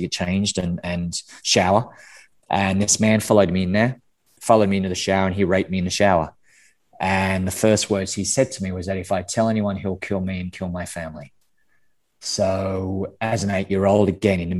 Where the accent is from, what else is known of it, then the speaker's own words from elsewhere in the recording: Canberra, Australian Capital Territory, Australia; I'm Australian, grew up in Canberra, which is the capital capital